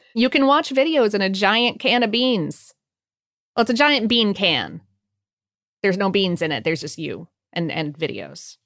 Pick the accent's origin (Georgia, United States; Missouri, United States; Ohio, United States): Ohio, United States; growing up in Ohio